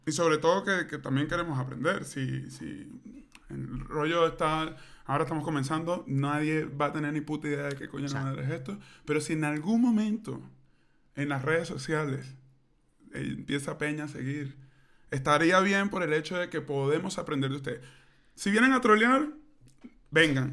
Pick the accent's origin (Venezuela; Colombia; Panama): Venezuela; moved away; yo soy muy venezolano